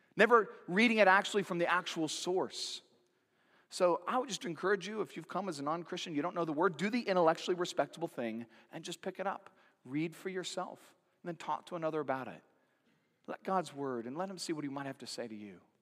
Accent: Santa Cruz, California, United States; growing up in Santa Cruz, California.

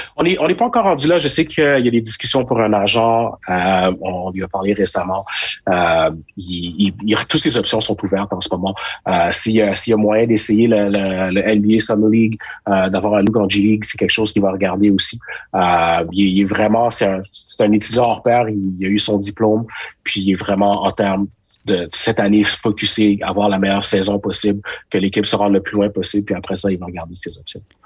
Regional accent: Quebec, Canada; chez nous au Québec, à Montréal

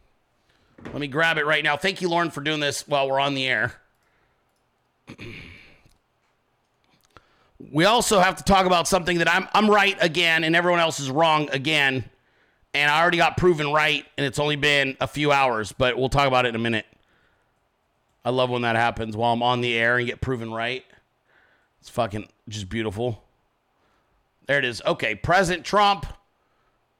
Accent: Arizona, United States; now in Georgia, United States; I'm from Arizona. Then I come out here and I'm living in Georgia.

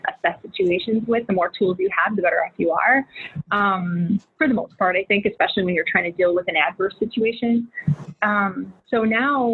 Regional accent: Milwaukee, Wisconsin, United States; we moved to the north side of Milwaukee in the ghetto.

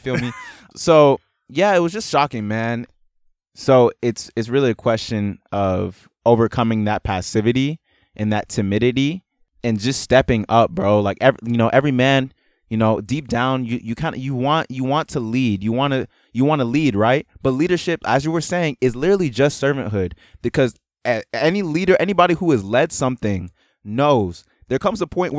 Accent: Nigeria; and maybe also the fact that I'm Nigerian

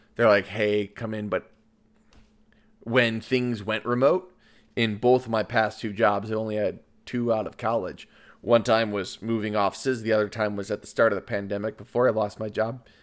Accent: Lyons, Illinois, United States; I grew up in Lyons

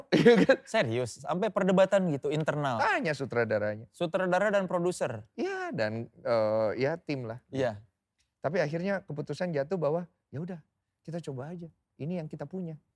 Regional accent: Java, Indonesia; Saya kan Jawa, oh iya

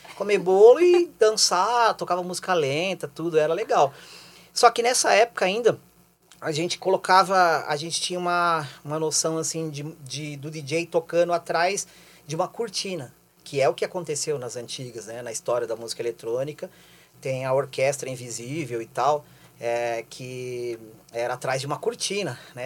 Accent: São Paulo, Brazil; moved away as an adult; now in Curitiba, Brazil; nos anos 80, quando eu morava em São Paulo. Eu sou, eu sou de lá, sou paulistano

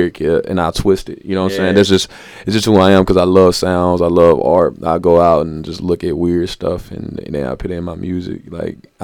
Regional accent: Nashville, Tennessee, United States; I'm from Nashville

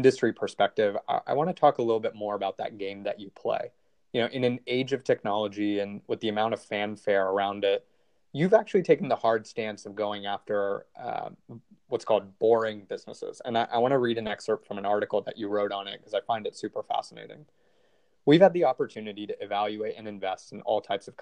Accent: Atlanta, Georgia, United States; also born or lived in New York / Boston / San Francisco; I'm a native from Atlanta

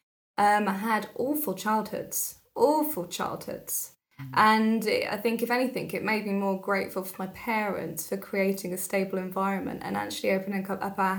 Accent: Telford, West Midlands, United Kingdom; I grew up in Telford. My family are all originally from London and Essex

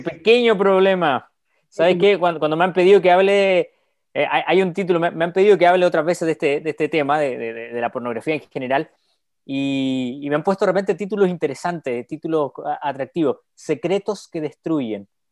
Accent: Chile; Soy chileno

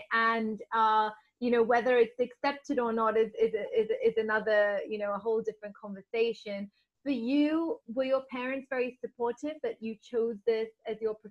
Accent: London, United Kingdom; I was born in London

